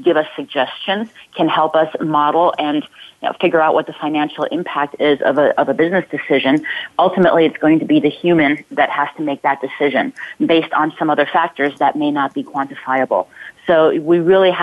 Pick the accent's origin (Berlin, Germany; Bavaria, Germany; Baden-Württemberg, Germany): Baden-Württemberg, Germany; Ulm; also born or lived in Palo Alto area, California; now in Palo Alto, United States; my hometown in Germany, in Ulm